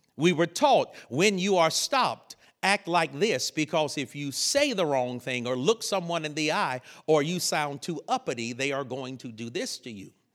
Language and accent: English; North Carolina, United States; I grew up in North Carolina